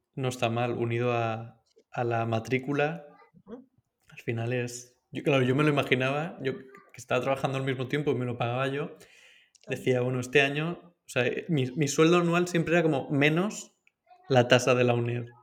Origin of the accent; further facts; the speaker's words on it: Valencia, Valencian Community, Spain; En Valencia, yo soy de Valencia